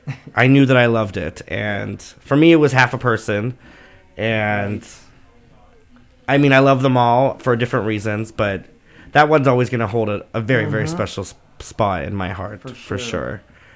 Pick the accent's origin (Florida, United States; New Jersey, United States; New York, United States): Florida, United States; I grew up in a very rural town in Florida, and which is probably way worse than Indiana.